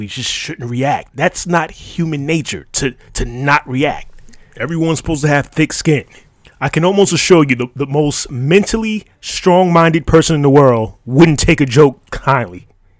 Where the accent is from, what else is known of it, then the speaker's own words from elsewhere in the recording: Brooklyn, New York, United States; I know people from New York and Brooklyn try to, I'm from Brooklyn, BK, you know.